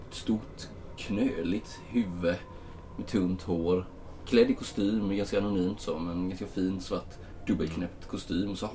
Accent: Småland, Sweden; also born or lived in Stockholm / Uppsala; Jag är från Sverige. Ja, jag är från eh, Sverige. Ja, Småland närmare bestämt, men

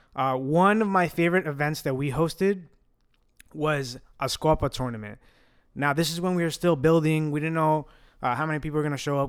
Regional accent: New York City, New York, United States; first language Italian; English is a second language; growing up Italian, where are we from? We are from Williamsburg, Brooklyn, New York

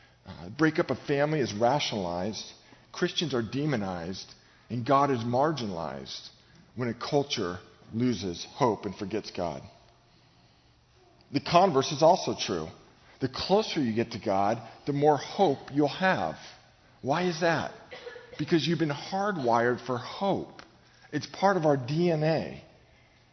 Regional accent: Novato, California, United States; I grew up in Novato, about 60 miles north of here

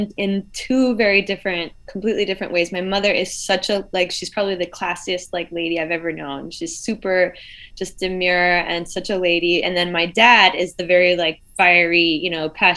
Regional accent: United States; The ears that I grew up with in America

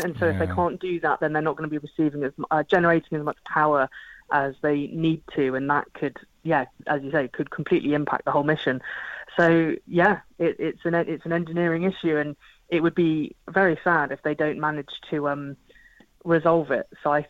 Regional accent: Portsmouth, South East England, United Kingdom; So then in terms of Portsmouth, so I'm originally from Portsmouth, so it's my hometown, very, very proud of it.

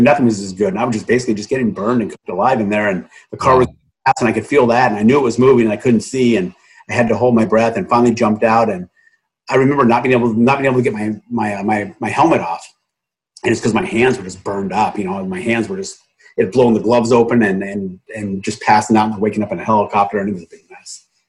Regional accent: Southern California, United States; I grew up in Southern California

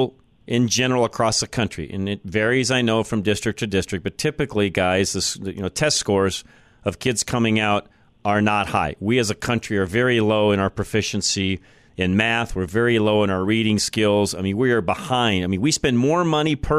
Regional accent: north end of the Denver metro area, Colorado, United States; grew up in the north end of town

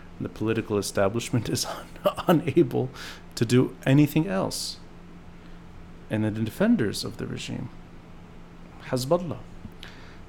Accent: Beirut, Beirut Governorate, Lebanon; as an adolescent growing up in Beirut

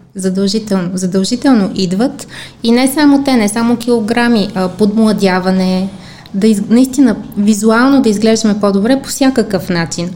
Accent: Bulgaria; аз като всички българи

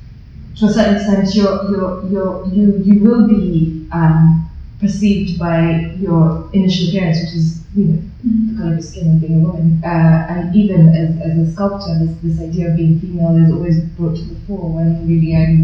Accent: London, United Kingdom; I'm just from East London.

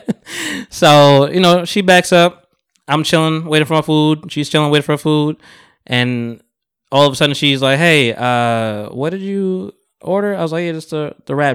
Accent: Jamaica; moved away; I'm Jamaican

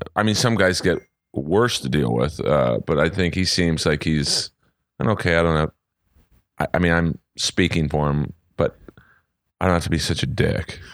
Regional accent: Los Angeles, California, United States; Oh, Los Angeles.

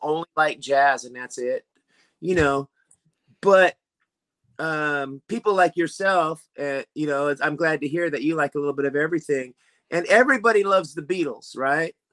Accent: Sacramento, California, United States; my hometown of Sacramento, California

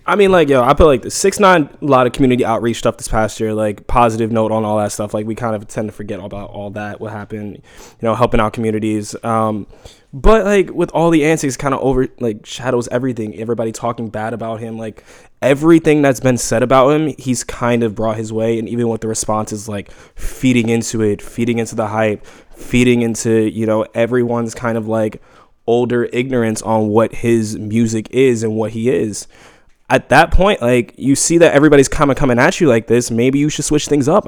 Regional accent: New York City, New York, United States; I grew up in Harlem for fifteen years

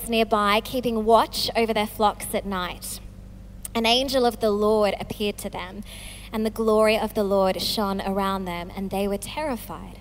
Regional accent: Australia; moved away as an adult; now in England; I'm Australian.

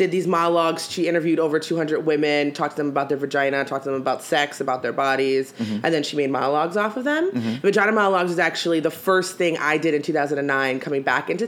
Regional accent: Bethlehem, Pennsylvania, United States; moved away as an adult; also born or lived in Allentown, Pennsylvania; now in Philadelphia, United States; I am from Bethlehem, Pennsylvania. Born and raised there

